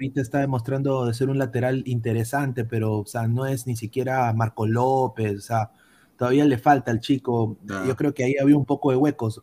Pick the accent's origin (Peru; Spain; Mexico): Peru; como peruanos